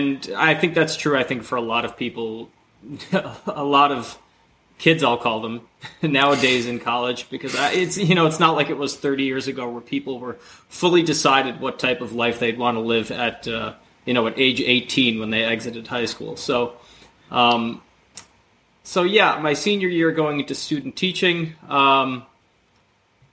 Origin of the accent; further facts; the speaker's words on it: New Jersey, United States; I'm from New Jersey originally